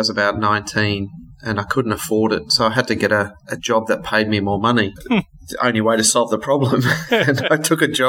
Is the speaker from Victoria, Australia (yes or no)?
no; Brisbane, Queensland, Australia; also born or lived in South Africa; now in Sydney, Australia; I grew up in South Africa and my parents emigrated to Australia, and I grew up in Brisbane.